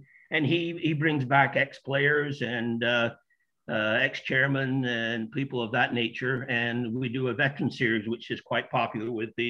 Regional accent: Accrington, North West England, United Kingdom; now in Canada; I'm originally from Accrington, but been in Canada for over 50 years or close to 50 years. Yeah, the accent, it does come back when I get to Accrington

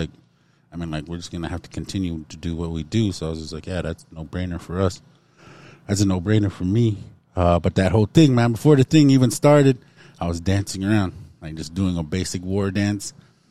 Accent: Montana, United States; I felt blessed in that moment because we came from Montana.

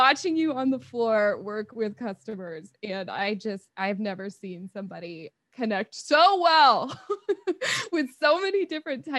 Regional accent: Iowa, United States; moved away as an adult; also born or lived in Denver; now in Des Moines, United States; I'm originally from Iowa

